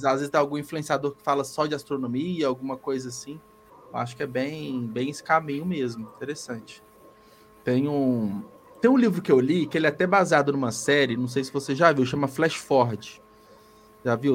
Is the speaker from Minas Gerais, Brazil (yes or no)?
yes; Belo Horizonte, Minas Gerais, Brazil; eu sou de Belo Horizonte